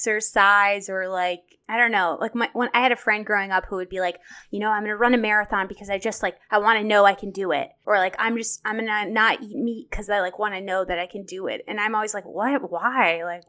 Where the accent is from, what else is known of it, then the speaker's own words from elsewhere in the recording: Chicago, Illinois, United States; I'm from Chicago, but I'll let you say that.